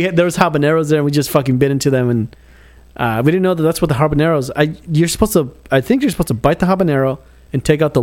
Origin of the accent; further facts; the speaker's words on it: California, United States; moved away; I'm from California